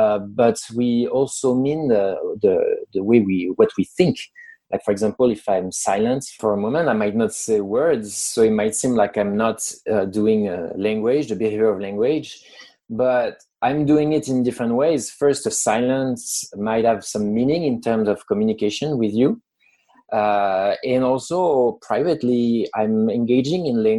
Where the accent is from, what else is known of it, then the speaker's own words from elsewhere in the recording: France; accent: French; English is a second language; moved away as an adult; now in United States; I'm French. I was born in France. I've lived in the US for almost 10 years now. I know my English is good enough to answer an interview and to be understood. I've had nice comments about my accent.